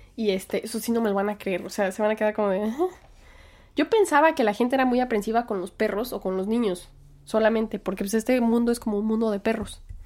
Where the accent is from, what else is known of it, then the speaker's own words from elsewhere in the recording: Mexico; now in United States; así somos los mexicanos